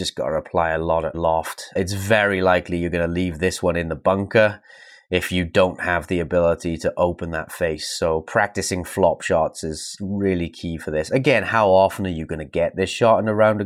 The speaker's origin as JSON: {"language": "English", "country": "United Kingdom", "said": "being a British player"}